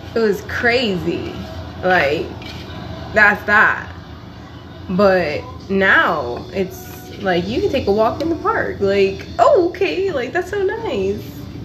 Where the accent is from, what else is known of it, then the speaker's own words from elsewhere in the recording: Los Angeles, California, United States; also born or lived in Panorama City, California; I grew up in those two cities of Echo Park and Granada Hills